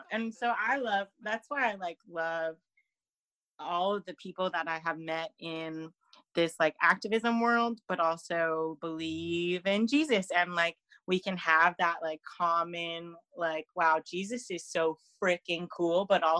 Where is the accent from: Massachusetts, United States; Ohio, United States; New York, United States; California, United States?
California, United States; moved away as an adult; now in Fresno, United States; I live in this town where everything is so far right and so conservative, and I come from the Bay Area. When I moved here to Fresno in 2017